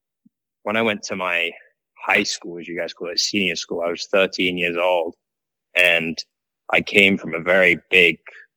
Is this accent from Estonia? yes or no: no; Woking, South East England, United Kingdom; Yeah, it was exactly that for me. My dad's a big golfer, and I actually live, so my house is off the 18th green at Woking Golf Cl